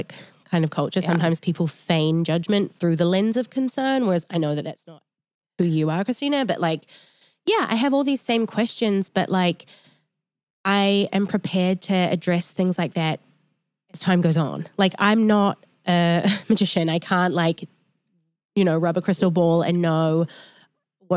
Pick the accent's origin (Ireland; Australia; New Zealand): New Zealand; now in United States; I'm from New Zealand and like I was really raised in quite like a holistic way. And then I came to America